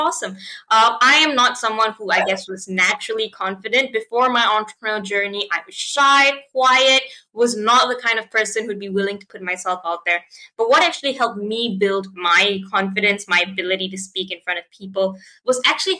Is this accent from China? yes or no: no; Malaysia; I'm from Malaysia.